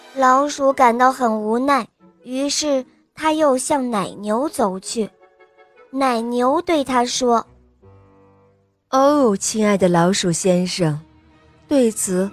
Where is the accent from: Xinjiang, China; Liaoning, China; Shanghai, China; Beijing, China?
Liaoning, China; Dalian; 我来自大连，我今天四岁了